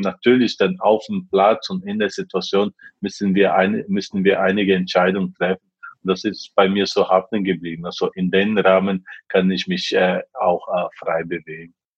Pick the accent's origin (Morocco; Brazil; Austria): Brazil; German is a second language; moved away as an adult; also born or lived in Japan; now in Germany; in meiner Heimat äh, in Brasilien